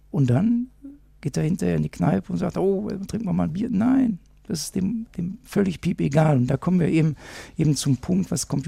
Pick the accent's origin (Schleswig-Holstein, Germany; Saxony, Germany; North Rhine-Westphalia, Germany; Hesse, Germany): North Rhine-Westphalia, Germany; Moers; Wenn ich dir sage, ich komme aus Mörs, auch Mörs hat seine 3000er, das wissen die wenigsten.